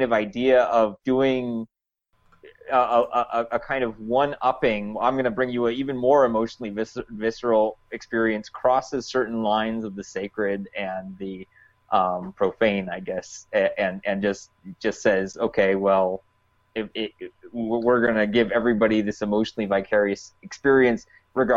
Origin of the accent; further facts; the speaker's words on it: United States; I'm speaking as an American Jew